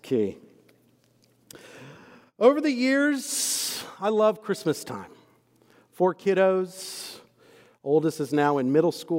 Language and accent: English; Texas, United States; moved away as an adult; also born or lived in Scotland / Waco, Texas; now in Louisville, United States; I have grown up and born and raised in Texas up until about a year or so ago. And I am both from Texas and I am a Texan